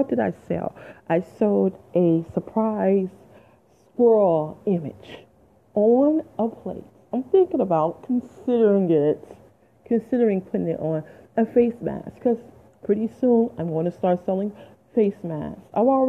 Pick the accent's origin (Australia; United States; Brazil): United States; Detroit, Michigan; moved away as an adult; now in New Jersey, United States; I'm originally from Detroit, Michigan, 313. I ain't lived there in 20 years, though, okay? I live in Jersey. I love Jersey.